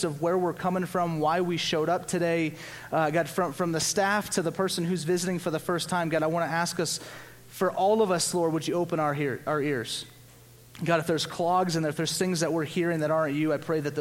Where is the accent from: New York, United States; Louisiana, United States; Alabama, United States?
Louisiana, United States; growing up in Louisiana